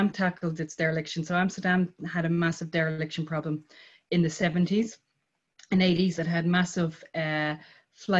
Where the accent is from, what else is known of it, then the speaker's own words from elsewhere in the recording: Dublin, Leinster, Ireland; moved away as an adult; I'm from Dublin, I mean, outside of Dublin City, but I spent a lot of time in Dublin City as a child.